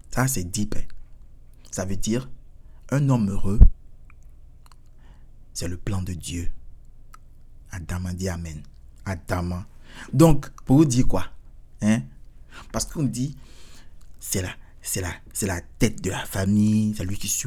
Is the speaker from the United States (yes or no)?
yes; United States; Je suis américain. Donc, forcément, s'il y a quelqu'un qui attaque, qui attaque les Américains, bien sûr.